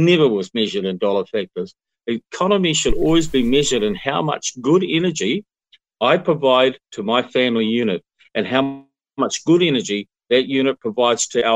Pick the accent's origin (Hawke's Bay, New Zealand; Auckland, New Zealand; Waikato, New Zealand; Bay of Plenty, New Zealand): Hawke's Bay, New Zealand; I grew up in Hawke's Bay when our families used to go and camp alongside the orchards